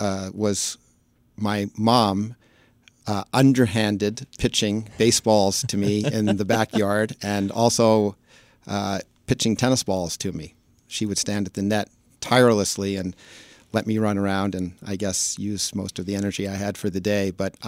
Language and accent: English; New York City, New York, United States; accent: New Yorker; moved away as an adult; also born or lived in Massachusetts / Washington, D.C.; I grew up in Manhattan, then went to college in Massachusetts and came down to D.C. just after